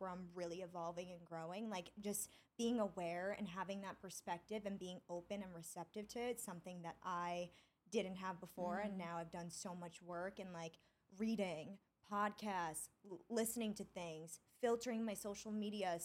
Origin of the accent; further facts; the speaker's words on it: Long Island, New York, United States; also born or lived in Syosset / Dix Hills; I grew up on Long Island and I bumped around to towns a lot